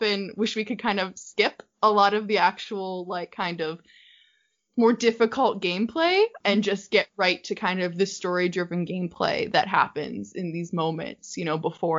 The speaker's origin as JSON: {"language": "English", "country": "United States", "said": "I'm from America, obviously, from my accent"}